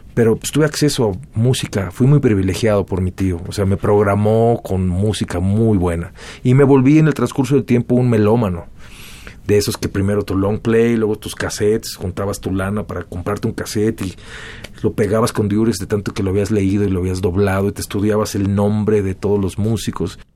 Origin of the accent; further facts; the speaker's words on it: Mexico City, Mexico; moved away as an adult; also born or lived in Chula Vista, California, United States / Los Angeles, United States / Playas de Tijuana, Baja California, Mexico; Después de haber vivido en Chulavista hasta los tres años, se separaron finalmente y yo crecí en la Ciudad de México